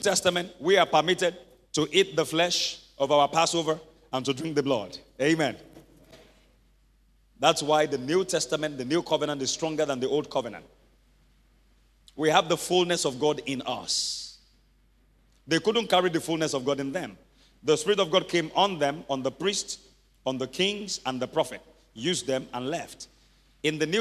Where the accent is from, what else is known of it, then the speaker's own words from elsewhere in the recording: Ibadan, Oyo, Nigeria; I grew up in Mokola where we had about 10 families in one house.